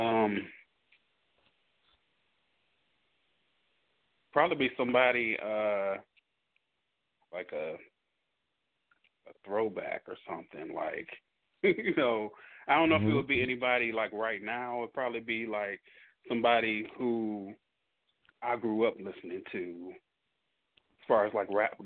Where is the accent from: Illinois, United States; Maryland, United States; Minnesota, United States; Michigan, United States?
Michigan, United States; Detroit; now in Dallas, United States; I'm from Detroit